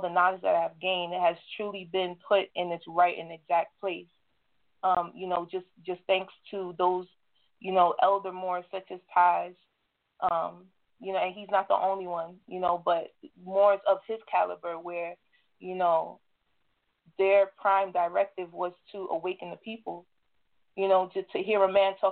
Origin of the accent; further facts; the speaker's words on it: New York, United States; I'm coming from the New York territory